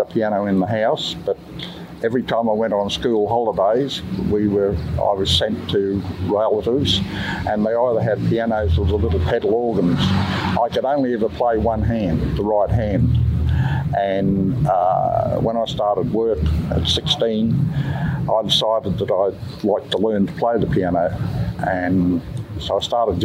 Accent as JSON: {"language": "English", "town": "Mackay", "region": "Queensland", "country": "Australia", "moved": "yes", "lives_now": "Bundaberg, Australia", "said": "I'm originally from Mackay."}